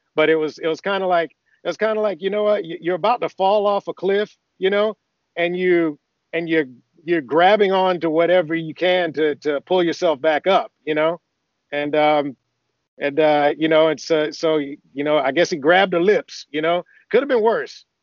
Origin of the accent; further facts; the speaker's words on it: Athens, Georgia, United States; moved away as an adult; also born or lived in Augusta, Georgia; now in California, United States; I, grew up in Athens, Georgia. I was born in Augusta